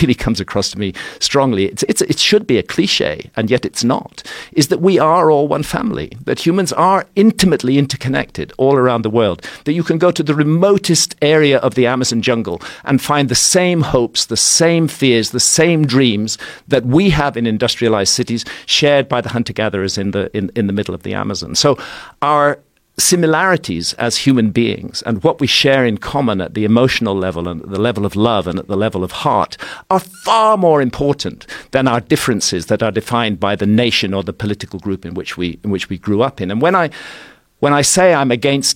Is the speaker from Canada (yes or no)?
no; United Kingdom; I'm British, but America has become a very central part of my life